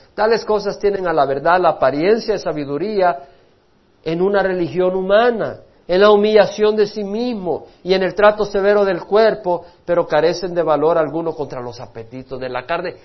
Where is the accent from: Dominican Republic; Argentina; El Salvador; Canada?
El Salvador; moved away; yo dejé El Salvador por un sueño. Yo tenía un sueño en mi país